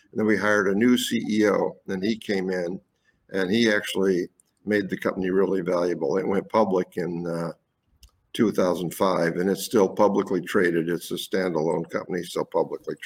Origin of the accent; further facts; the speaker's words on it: Fort Wayne, Indiana, United States; moved away as an adult; also born or lived in Wisconsin; I was born in Fort Wayne, Indiana. A small working class family